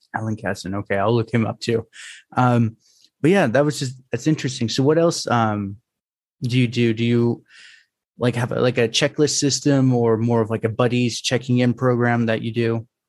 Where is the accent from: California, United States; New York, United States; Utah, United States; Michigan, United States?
California, United States